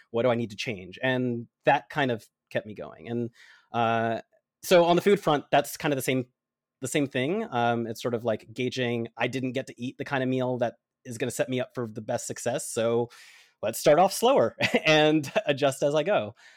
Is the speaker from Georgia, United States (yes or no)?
yes; Atlanta, Georgia, United States; I was born in Atlanta. I love the Georgia heat.